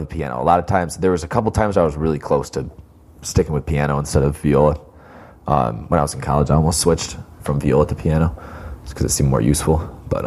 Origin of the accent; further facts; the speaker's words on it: Canandaigua, New York, United States; also born or lived in Virginia; I'm from Canandaigua